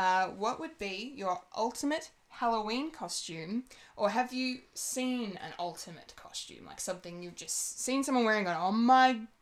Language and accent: English; Australia; We're Australian